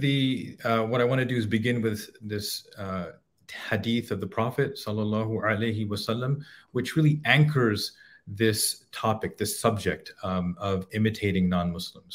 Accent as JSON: {"language": "English", "town": "Edinburgh", "region": "Scotland", "country": "United Kingdom", "tie": "born or raised there", "said": "I was born in Edinburgh, Scotland."}